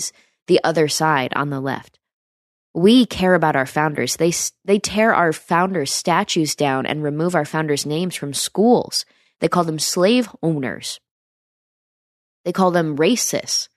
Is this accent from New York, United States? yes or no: yes; upstate New York, United States; near my hometown. That's where I'm from